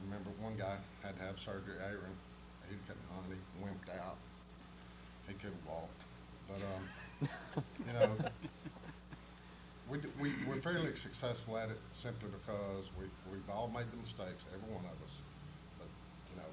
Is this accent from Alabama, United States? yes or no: yes; Attalla, Alabama, United States; I'm from Atala, Alabama.